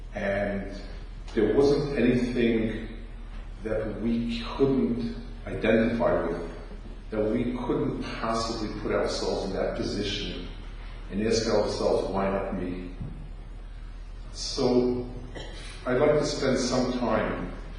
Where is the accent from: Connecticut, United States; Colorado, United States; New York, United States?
New York, United States; as a New Yorker